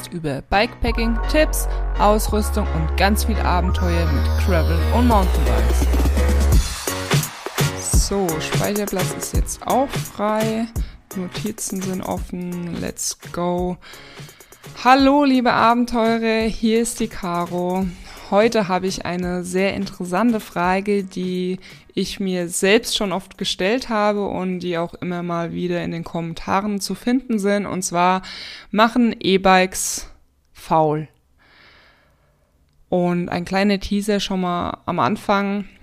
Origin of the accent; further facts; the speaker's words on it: Spessart, Germany; Und ja, hab so mit so meine Heimat eigentlich erkundet, weil ich sag mal im Spessart, ne, man fährt nicht bis in den tiefen Spessart rein mit dem Auto